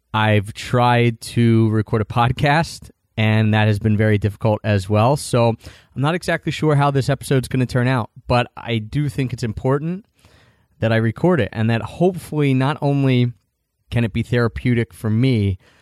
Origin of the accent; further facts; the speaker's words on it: Philadelphia, Pennsylvania, United States; I grew up in Philadelphia